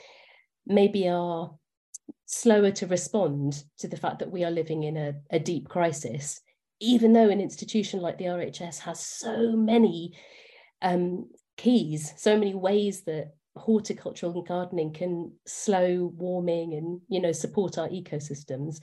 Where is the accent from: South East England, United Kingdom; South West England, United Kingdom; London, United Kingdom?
London, United Kingdom; I grew up in Acton, inner city Acton